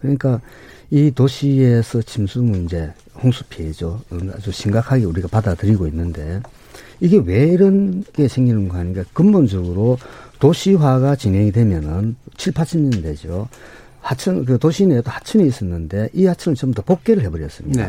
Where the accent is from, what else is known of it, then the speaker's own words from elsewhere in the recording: Gangwon, South Korea; 우리 강원도에 제가 강원도에서 왔는데